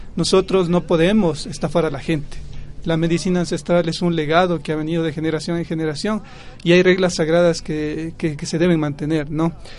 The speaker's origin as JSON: {"language": "Spanish", "town": "Pomasqui", "region": "Pichincha", "country": "Ecuador", "said": "soy del pueblo de Pomaski"}